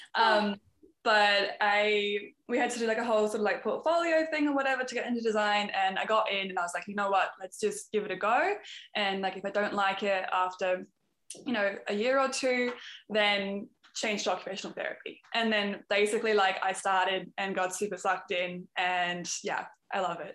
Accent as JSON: {"language": "English", "country": "Australia", "also_born_or_lived": "Canada", "moved": "yes", "lives_now": "Amsterdam, Netherlands", "said": "I'm an Aussie, um, but I'm living in Amsterdam at the moment."}